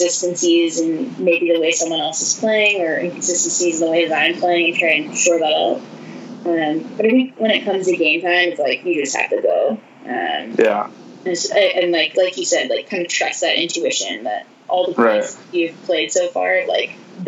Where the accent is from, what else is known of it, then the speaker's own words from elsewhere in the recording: Santa Cruz, California, United States; I played beach in high school, growing up in Santa Cruz